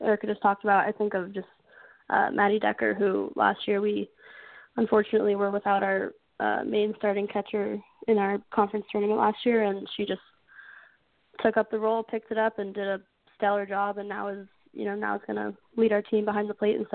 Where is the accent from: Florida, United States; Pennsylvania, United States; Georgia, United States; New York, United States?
Florida, United States; Tampa; moved away as an adult; now in Maine, United States; Tampa, Florida. So I get to play in my hometown for my last year.